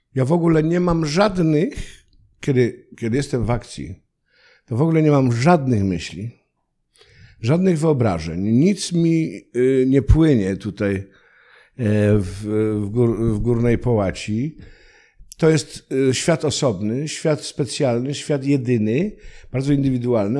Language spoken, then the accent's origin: Polish; Silesian Voivodeship, Poland; accent: Silesian (gwara); Ja też w moich stronach y, byłem chowany w takim duchu obowiązkowości